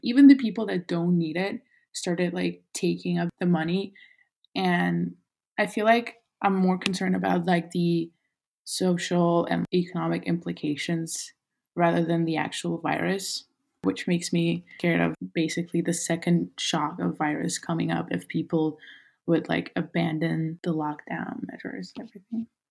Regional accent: Kazakhstan; moved away as an adult; also born or lived in Los Angeles, United States; my hometown

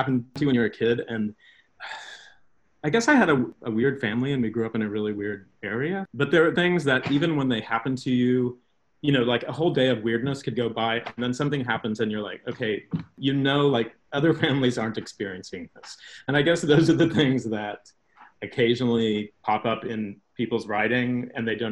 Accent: Midwest, United States; my experience growing up in the Midwest

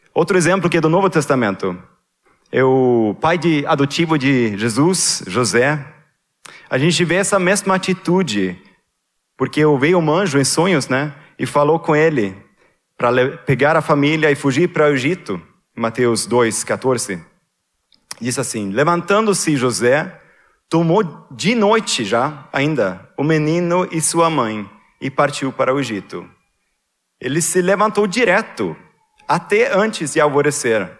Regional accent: Sweden; moved away; Lá na Suécia, na, na igreja evangélica onde eu cresci

